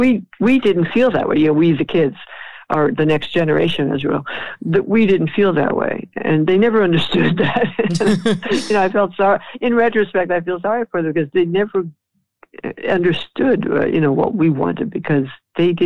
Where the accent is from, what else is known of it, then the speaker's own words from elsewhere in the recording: New York City, New York, United States; I grew up in New York after World War II.